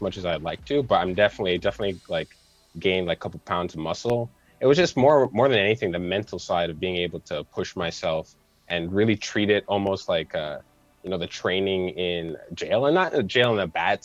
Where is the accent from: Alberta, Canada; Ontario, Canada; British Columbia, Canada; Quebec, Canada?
Ontario, Canada; Toronto; I'm from Toronto